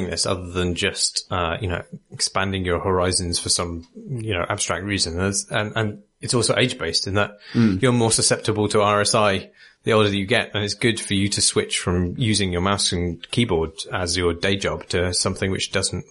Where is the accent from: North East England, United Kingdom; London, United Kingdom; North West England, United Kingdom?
London, United Kingdom; I grew up in London